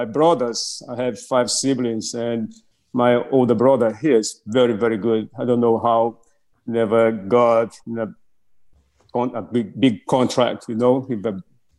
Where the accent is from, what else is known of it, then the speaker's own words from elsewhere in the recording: Brazil; English is a second language; moved away as an adult; now in United States; I was born and raised in Brazil, right? And mm-hmm. I remember growing up in Brazil